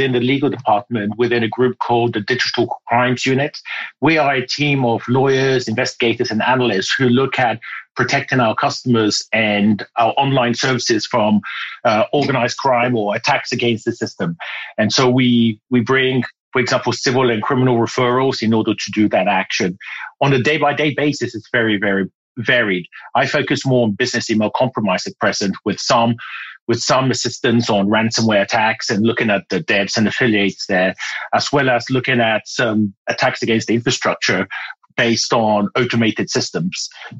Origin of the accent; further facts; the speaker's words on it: Ghana; accent: British; moved away; also born or lived in United Kingdom; So I was born in Ghana in West Africa and spent my youth there and later on went to the UK where I learned that I had to have elocution lessons to speak like the Queen. And so I had lessons and my accent became British.